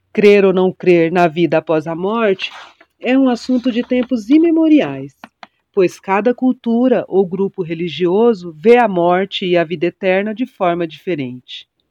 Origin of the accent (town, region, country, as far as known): Mato Grosso do Sul, Brazil; born or raised there; also born or lived in São Paulo